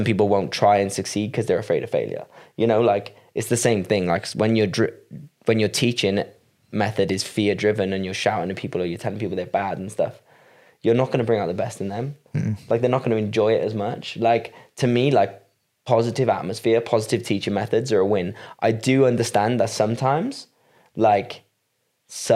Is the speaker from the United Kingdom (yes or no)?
yes; Wales, United Kingdom; I'm from Wales